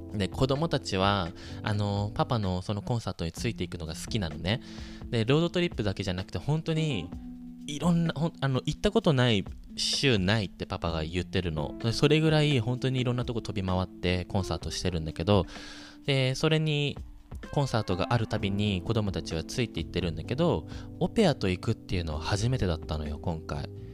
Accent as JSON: {"language": "Japanese", "country": "Japan", "moved": "as an adult", "lives_now": "United States", "said": "私、ここで生まれ育ったわけじゃないの。みたいな。私、日本から来てて"}